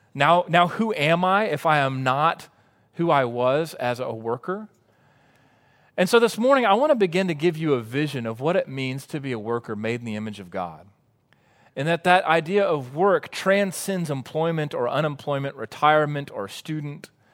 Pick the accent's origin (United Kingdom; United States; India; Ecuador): United States; Waco, Texas; also born or lived in College Station, Texas; I grew up in Waco and then went to A and M